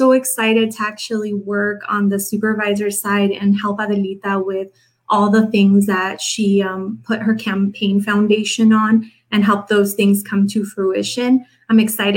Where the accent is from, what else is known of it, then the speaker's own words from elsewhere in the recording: Mexico; now in United States; I was born in Mexico